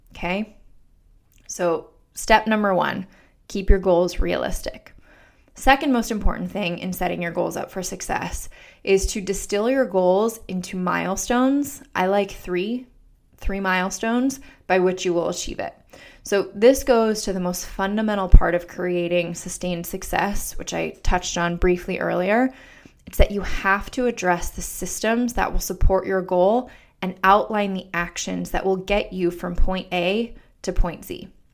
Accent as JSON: {"language": "English", "town": "Denver", "region": "Colorado", "country": "United States", "also_born_or_lived": "Pittsburgh / New York City", "moved": "as an adult", "lives_now": "Washington, D.C., United States", "said": "I'm originally from Denver, Colorado"}